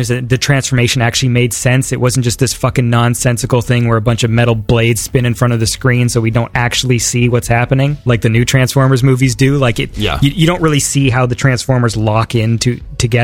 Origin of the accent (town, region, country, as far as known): Canada